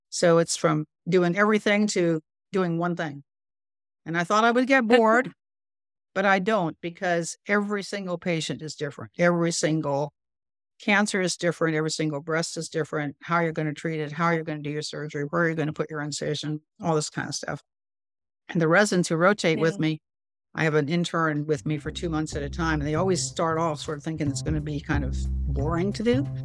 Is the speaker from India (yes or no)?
yes; North India, India; I think I'm relatively good at languages, and I grew up in India.